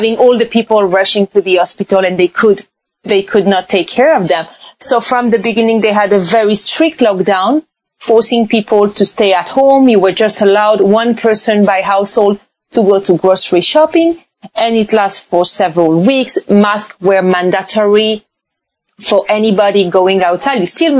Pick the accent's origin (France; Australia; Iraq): France; also born or lived in China / Brazil / Panama / Switzerland; So I was born French from Spanish origin. My husband is from Morocco. And I lived abroad most of my life. I had the chance to live in China, Brazil, France, Panama, Switzerland, Morocco.